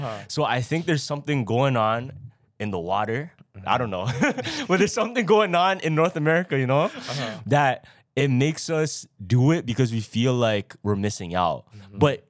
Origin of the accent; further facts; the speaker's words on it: Philippines; But I think it's chill if we're all Filipino.